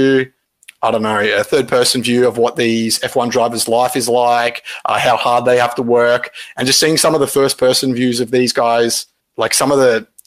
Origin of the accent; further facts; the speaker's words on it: Australia; I'm Australian